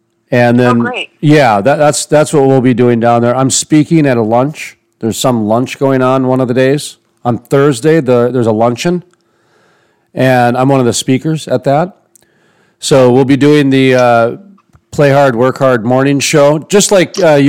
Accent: Dakota, United States; Boy, can't tell I'm from Dakota, can you? Black Hills.

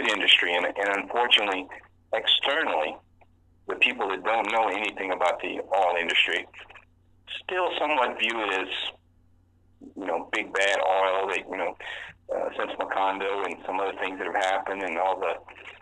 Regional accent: Louisiana, United States; born and raised in Louisiana, my entire family was connected to the oil and gas industry

